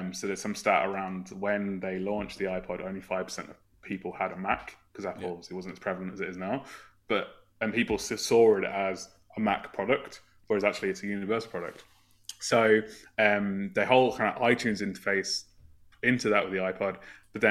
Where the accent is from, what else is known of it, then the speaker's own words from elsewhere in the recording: Northampton, East Midlands, United Kingdom; I'm from a town called Northampton in the UK. I'm not Irish